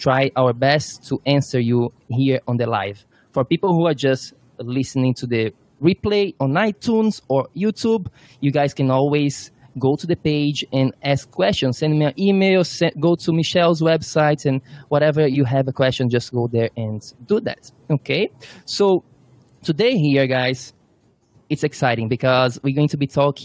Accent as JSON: {"language": "English", "country": "Brazil", "moved": "yes", "lives_now": "New York, United States", "said": "I'm from Brazil."}